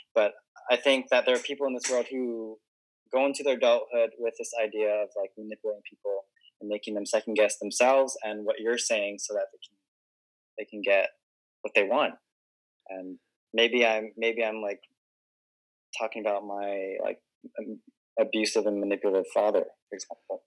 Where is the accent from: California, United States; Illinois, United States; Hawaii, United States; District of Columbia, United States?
Hawaii, United States; also born or lived in Guam; I was born and raised in Hawaii, and I'd never moved in my entire life